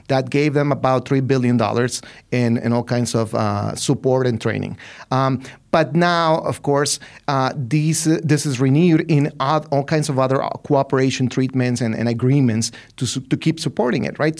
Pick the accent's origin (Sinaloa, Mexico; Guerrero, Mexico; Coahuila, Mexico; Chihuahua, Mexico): Chihuahua, Mexico; Ciudad Juárez; I'm from Ciudad Juarez. Right? I'm from that city